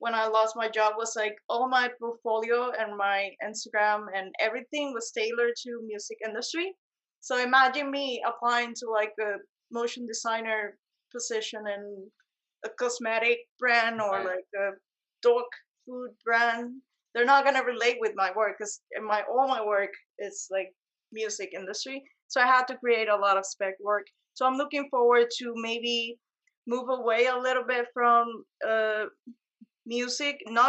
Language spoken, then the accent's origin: English; Puerto Rico; moved away as an adult; now in New York, United States; I was born and raised in Puerto Rico